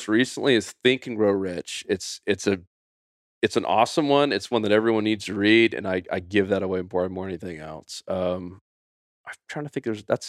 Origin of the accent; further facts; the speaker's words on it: Winter Haven, Florida, United States; we grew up bass fishing in Winter Haven, Florida